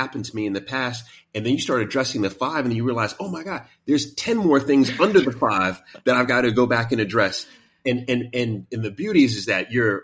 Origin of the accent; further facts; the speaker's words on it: New York City, New York, United States; I grew up in Queens